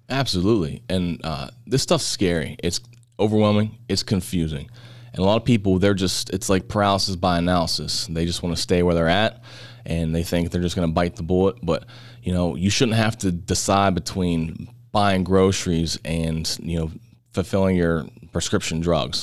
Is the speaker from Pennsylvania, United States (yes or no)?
yes; Butler, Pennsylvania, United States; we're born and raised in the Butler area.